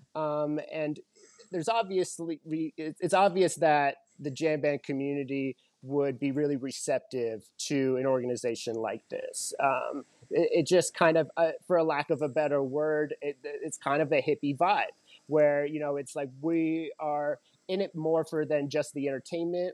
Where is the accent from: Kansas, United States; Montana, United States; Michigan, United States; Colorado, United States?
Colorado, United States; Growing up in Colorado